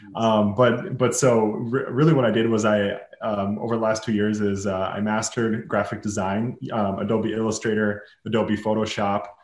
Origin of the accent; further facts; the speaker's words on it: Minneapolis, Minnesota, United States; I'm from Minneapolis, Minnesota